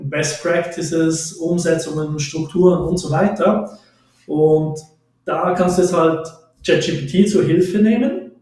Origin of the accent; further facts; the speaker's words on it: Switzerland; ich komme aus der Schweiz